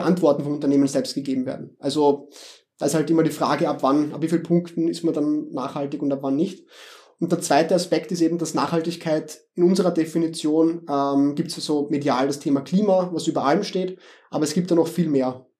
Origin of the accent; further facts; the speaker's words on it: Vienna, Austria; accent: Viennese dialect; ich komme aus Wien, wie man vielleicht hört an meinem Dialekt